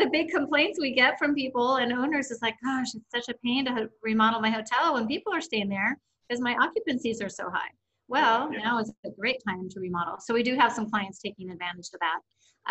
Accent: Seattle, Washington, United States; moved away as an adult; also born or lived in Boise, Idaho; So I grew up in the Seattle area.

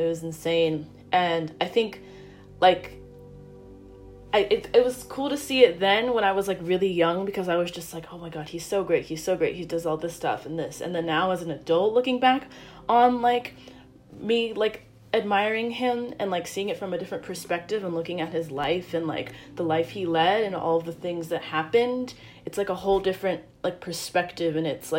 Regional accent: Portland, Oregon, United States; I'm from Portland, Oregon.

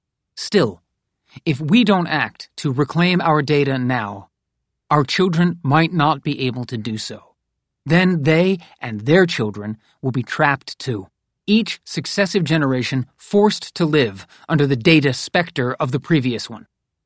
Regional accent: North Carolina, United States; which is partially located in my home state of North Carolina

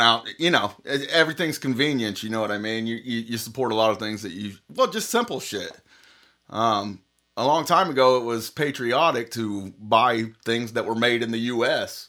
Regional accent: Indiana, United States; we're from Indiana

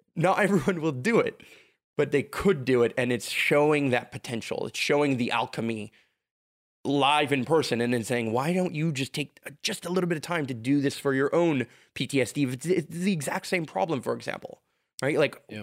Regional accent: Montreal, Quebec, Canada; I can live in Montreal

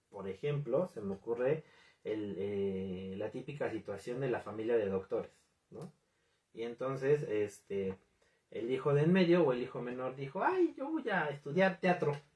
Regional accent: Mexico; en mi caso, como en, muchas otras familias mexicanas

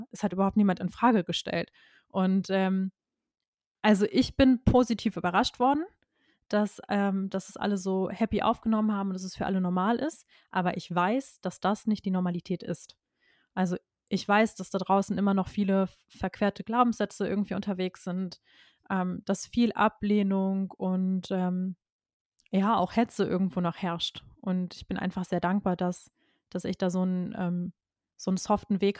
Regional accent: North Rhine-Westphalia, Germany; und ich komme aus dem Kreis Köln

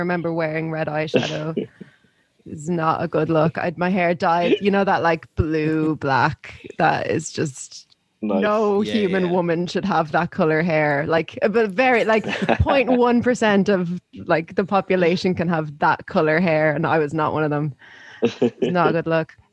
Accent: Navan, Leinster, Ireland; moved away as an adult; I lived in Navin from when I was 13 until when I was 18.

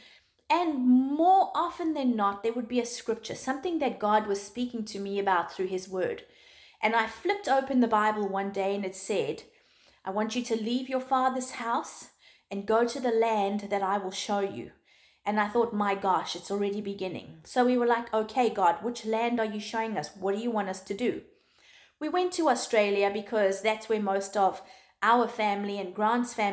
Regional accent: South Africa; moved away; also born or lived in Zimbabwe; South Africa is my home. It's where I've grown up. I was born in Zimbabwe. I moved to South Africa when I was 9 years old, and that was my home until I got married

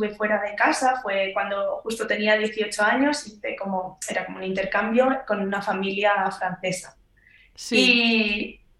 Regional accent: Zaragoza, Aragon, Spain; moved away as an adult; now in United Kingdom

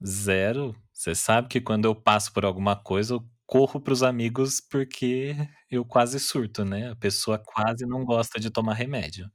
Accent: Taubaté, São Paulo, Brazil; eu nasci e cresci aqui em Taubaté, interior de São Paulo

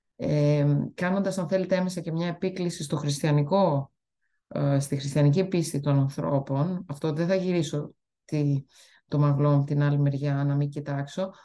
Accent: Greece; moved away as an adult; also born or lived in Italy; now in Canada

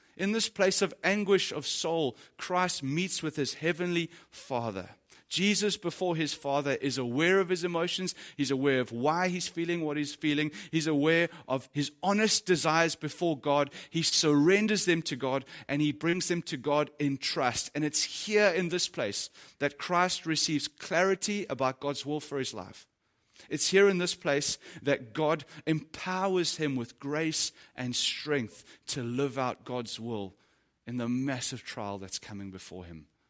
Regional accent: South Africa; As a South African dude

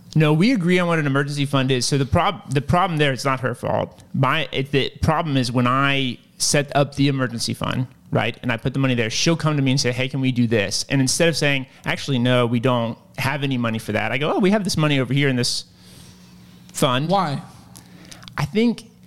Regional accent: Lynchburg, Virginia, United States; I'm from Lynchburg, Virginia

